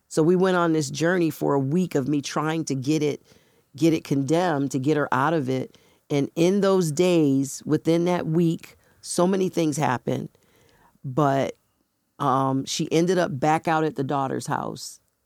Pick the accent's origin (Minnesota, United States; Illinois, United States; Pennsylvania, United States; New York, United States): New York, United States; Buffalo; moved away as an adult; now in Rochester, United States; where I was born and raised in Buffalo